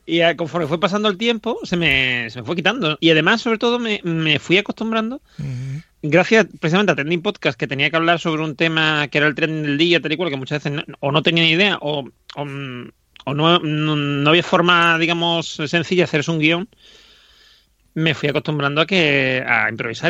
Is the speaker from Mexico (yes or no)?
no; Andalusia, Spain; Esta gente son de mi tierra